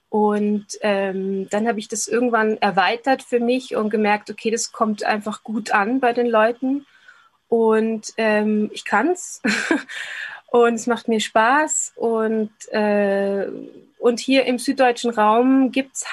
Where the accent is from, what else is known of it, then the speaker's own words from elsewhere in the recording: Linz, Upper Austria, Austria; Ich habe eben eine Bühnentanzausbildung gemacht lange Jahre in, in Linz in meinem Heimat, ähm, Heimatort